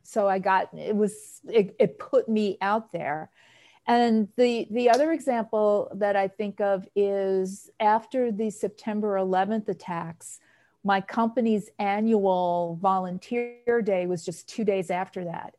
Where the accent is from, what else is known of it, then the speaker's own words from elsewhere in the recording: New York City, New York, United States; moved away; also born or lived in Boston; I'm from New York originally, and so my volunteerism started there at the New York Aquarium, which I grew up in Queens